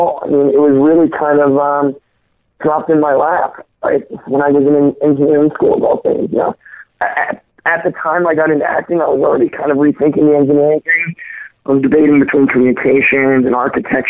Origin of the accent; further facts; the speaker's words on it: the Northwest, Pacific Northwest, United States; moved away; growing up in the Northwest, like there's mountains everywhere